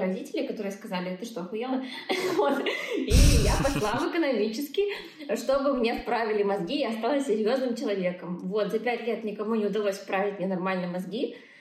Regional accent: Belarus; moved away as an adult; also born or lived in Dubai / Moscow; я такая, из Беларуси

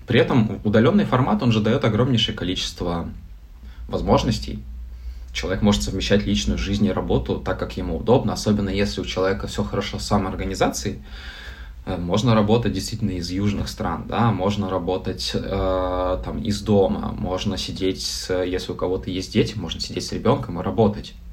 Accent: Novosibirsk, Novosibirsk Oblast, Russia; А мы сами из Новосибирска. Ну, я 10 лет в Новосибирске жил.

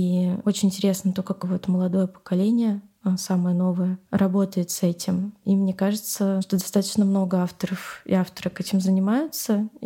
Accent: Moscow, Russia; Я на самом деле выросла в этом городе. Я выросла на Новокузнецкой улице, то есть в центре, и очень сильно любила этот район

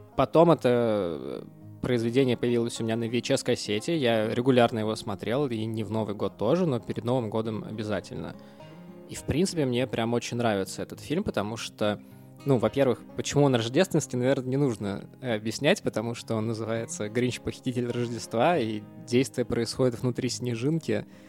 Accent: Russia; moved away

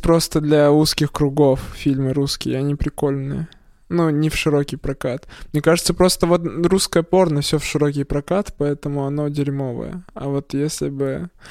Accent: Perm, Perm Krai, Russia; я из Закамска

